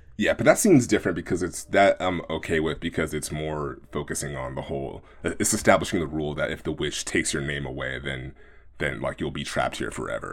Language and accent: English; Oakland, California, United States; growing up in Oakland, uh, my house was around the corner